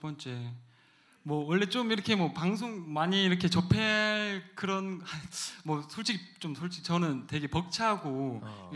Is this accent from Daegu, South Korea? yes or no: yes; Daegu, South Korea; 대구에서 올라온 32살 청년입니다.